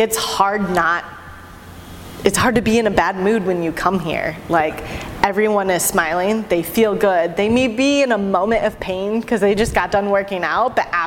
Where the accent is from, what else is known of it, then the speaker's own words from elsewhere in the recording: Michigan, United States; I grew up in Michigan